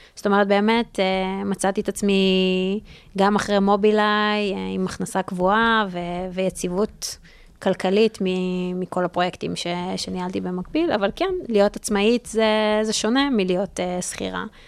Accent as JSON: {"language": "Hebrew", "town": "Re'ut", "region": "Central District", "country": "Israel", "tie": "born or raised there", "moved": "as an adult", "lives_now": "New York, United States", "said": "גם גדלתי ברעות"}